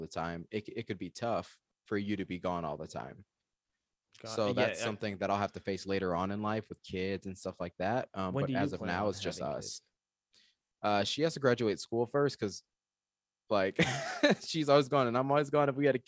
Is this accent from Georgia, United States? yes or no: yes; Georgia, United States; also born or lived in Michigan / Arizona; So I'm originally from Georgia, and then I lived in Michigan, and then I moved to Arizona. So I'm like this gross hybrid of the South, the Midwest, and the West.